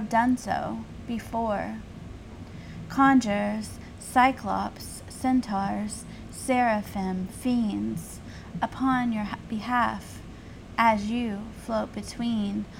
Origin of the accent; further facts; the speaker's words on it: the South, United States; where I grew up in the South, there weren't a lot of Mormons, period.